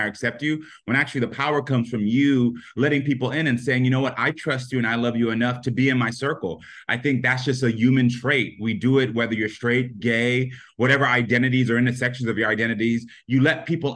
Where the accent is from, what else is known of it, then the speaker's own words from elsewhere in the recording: Parkland, Florida, United States; my high school in Parkland, Florida